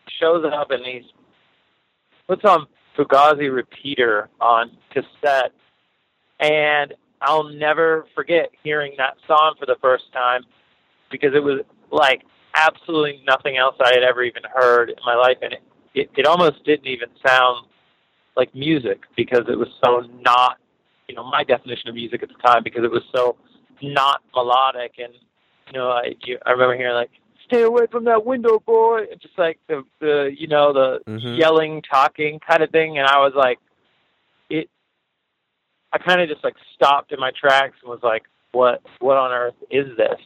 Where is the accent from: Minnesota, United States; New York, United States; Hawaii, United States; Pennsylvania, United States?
Pennsylvania, United States; Greensburg; moved away as an adult; I grew up in a small town called Greensburg, which is maybe like 40 minutes from Pittsburgh, southwestern PA